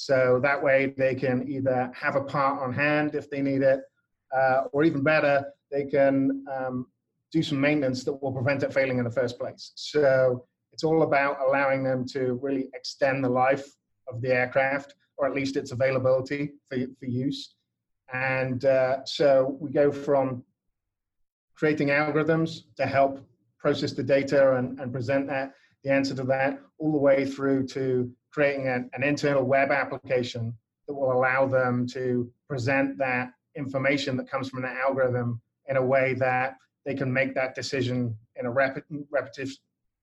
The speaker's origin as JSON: {"language": "English", "region": "England", "country": "United Kingdom", "moved": "as an adult", "lives_now": "United States", "said": "I come from England originally. You can probably tell from my slightly odd accent"}